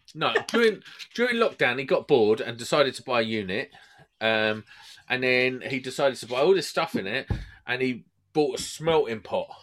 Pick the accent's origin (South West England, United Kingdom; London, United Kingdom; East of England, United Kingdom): London, United Kingdom; Croydon; I'm from Croydon